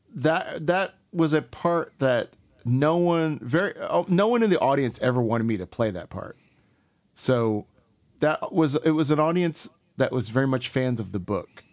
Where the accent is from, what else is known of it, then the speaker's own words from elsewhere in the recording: Houston, Texas, United States; also born or lived in Columbus, Mississippi / Raleigh, North Carolina; I'm from Texas